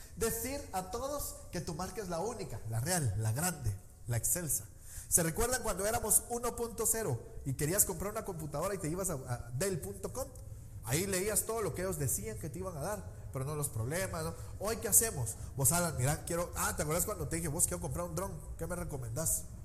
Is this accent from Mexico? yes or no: no; Guatemala; como típico chapín no salí huyendo